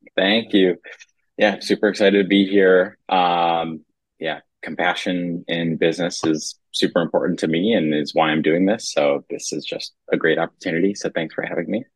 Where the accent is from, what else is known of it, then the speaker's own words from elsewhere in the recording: Ann Arbor, Michigan, United States; Theo and I grew up together in Ann Arbor, Michigan